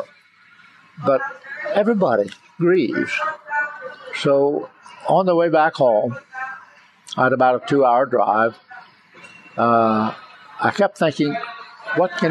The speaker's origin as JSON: {"language": "English", "country": "United States", "said": "our responsibility as Americans, just having been born here"}